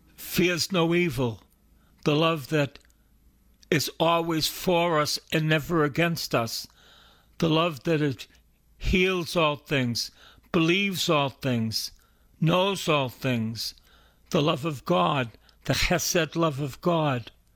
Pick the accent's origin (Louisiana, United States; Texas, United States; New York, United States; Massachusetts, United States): Massachusetts, United States; Boston; I'm from East Boston, and I'm a, I went to Salem State